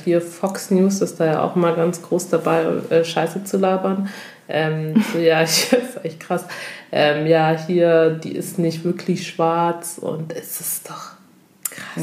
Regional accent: Germany; wir als afrodeutsche Frauen

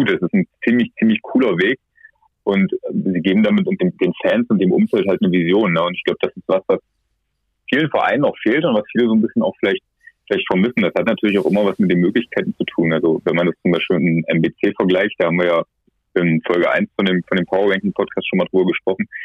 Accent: East Germany, Germany; Ich bin ja äh, auch im Osten geboren, aufgewachsen und lebe hier.

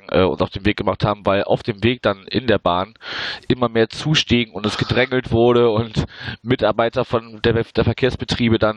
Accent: Wuppertal, North Rhine-Westphalia, Germany; ich habe ja äh, die Tage vorher schon in meiner Heimatstadt Wuppertal verbracht

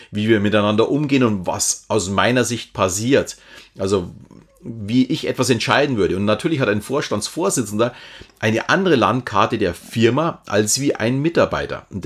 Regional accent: Munich, Bavaria, Germany; Also ich kenne mich zum Beispiel hier jetzt als Münchner in Bayern recht gut aus.

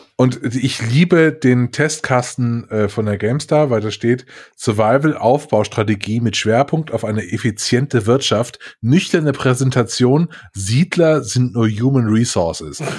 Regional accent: Mainz, Rhineland-Palatinate, Germany; moved away; meine alte Heimat, um die Ecke Mainz

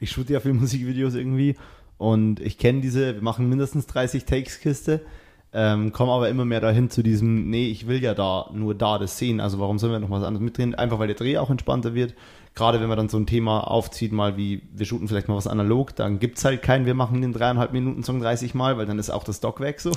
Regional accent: Bavaria, Germany; also born or lived in Cologne; now in Berlin, Germany; Ich bin eigentlich aus Bayern

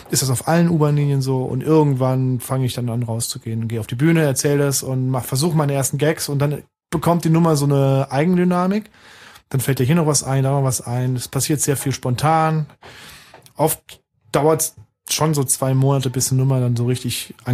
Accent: Saarbrücken, Saarland, Germany; moved away as an adult; also born or lived in Nuremberg; now in Berlin, Germany; Nee, ich komme aus dem Saarland, bin Saarbrücker.

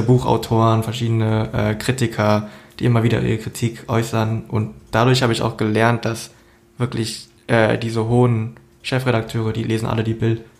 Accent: Berlin, Germany; ich bin jetzt in Berlin aufgewachsen

